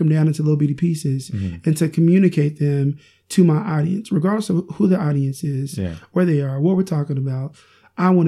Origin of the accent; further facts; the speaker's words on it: Oklahoma, United States; also born or lived in Iowa; I moved back from Iowa to Oklahoma to pursue a relationship with my wife